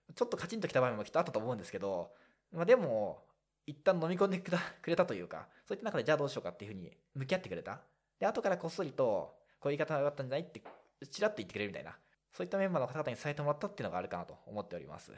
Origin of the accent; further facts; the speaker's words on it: Shizuoka, Japan; moved away; 実家は静岡だからです